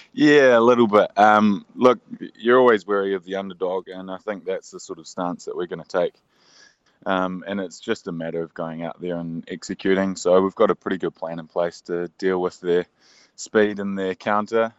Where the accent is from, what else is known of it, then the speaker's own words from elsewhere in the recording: New Zealand; the nature of being a Kiwi